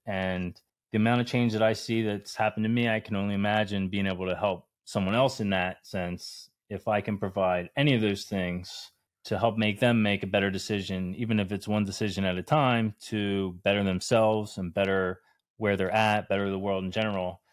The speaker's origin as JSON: {"language": "English", "region": "New Jersey", "country": "United States", "moved": "as an adult", "said": "I'm originally from New Jersey"}